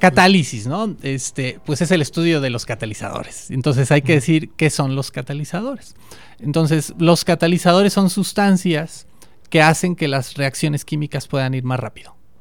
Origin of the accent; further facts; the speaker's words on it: Mexico; also born or lived in Davis, California, United States; yo quería volver a México